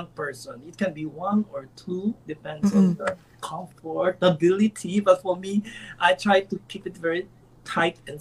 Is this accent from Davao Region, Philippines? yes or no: no; Manila, Metro Manila, Philippines; moved away as an adult; now in New York, United States; I grew up in Manila, Philippines.